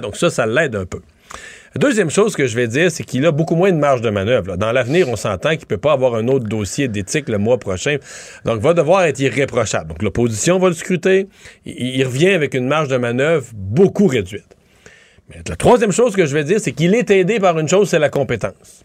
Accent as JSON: {"language": "French", "region": "Quebec", "country": "Canada", "said": "chez nous, au Québec"}